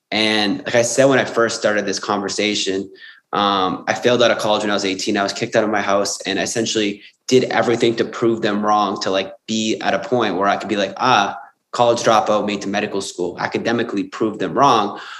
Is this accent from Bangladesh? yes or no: no; Sydney, New South Wales, Australia; and I was from Sydney um